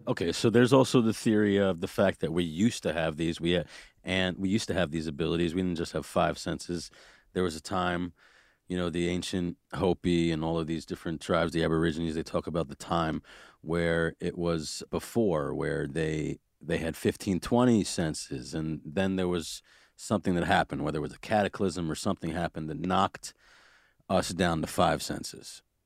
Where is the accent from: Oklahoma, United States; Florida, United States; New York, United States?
New York, United States; New York City; I grew up in Brooklyn and I know that we and I had a lot of planes passing overhead